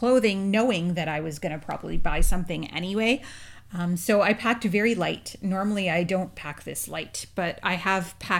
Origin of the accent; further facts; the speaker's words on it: Canada; we're Canadian